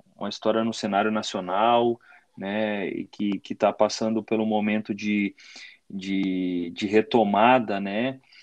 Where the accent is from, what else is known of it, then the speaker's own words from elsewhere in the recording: near Caxias do Sul, Rio Grande do Sul, Brazil; moved away as an adult; mais perto né, da, da, das minhas origens, né, perto da, da, da minha terra